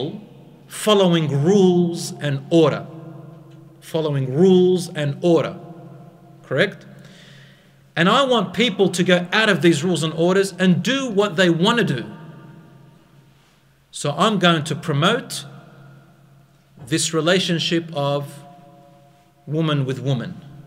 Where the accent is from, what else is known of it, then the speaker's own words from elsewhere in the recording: Australia; I'm from Australia